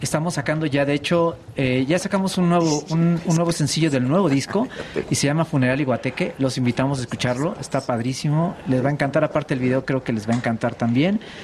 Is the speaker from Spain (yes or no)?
no; Mexico City, Mexico; Sí, nacimos en la Ciudad de México.